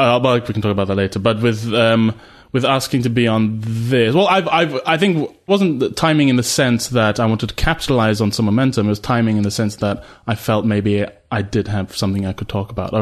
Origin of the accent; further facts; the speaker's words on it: Malaysia; now in United Kingdom; so my mum's British. I grew up in Malaysia. My dad's Malaysian